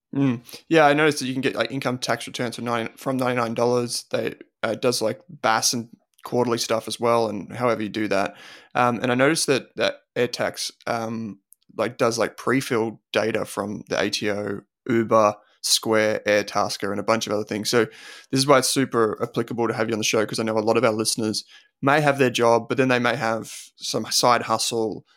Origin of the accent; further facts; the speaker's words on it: Australia; growing up in Australia